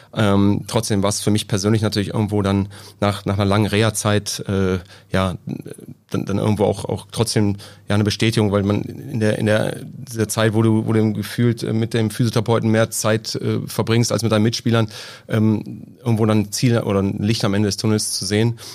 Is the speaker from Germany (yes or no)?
yes; near Göttingen, southern Lower Saxony, Germany; also born or lived in Hesse; also ich bin in Hessen geboren, komme aber aus Südniedersachsen, ähm, aus, der Nähe von Göttingen